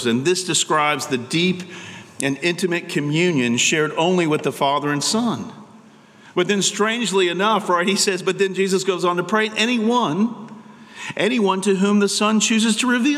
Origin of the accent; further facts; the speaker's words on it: United States; American Christians